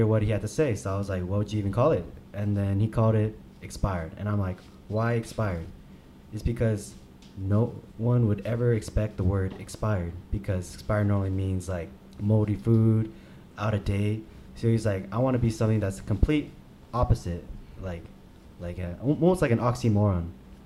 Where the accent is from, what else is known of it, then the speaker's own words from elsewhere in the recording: Arcadia, California, United States; Came from the 66 area, Arcadia